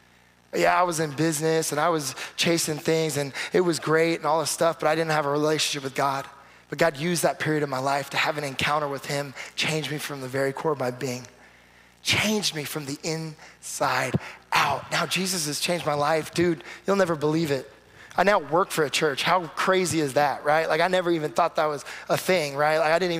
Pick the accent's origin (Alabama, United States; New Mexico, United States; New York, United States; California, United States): California, United States; man, you were in California for a little bit, you moved back, I'm from California, so we're connecting.